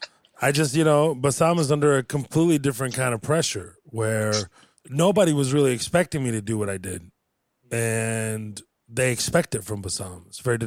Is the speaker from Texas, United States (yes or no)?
yes; Houston, Texas, United States; I used to live on Alief Klodi and Highway 6, those apartment complexes, Sierra Pine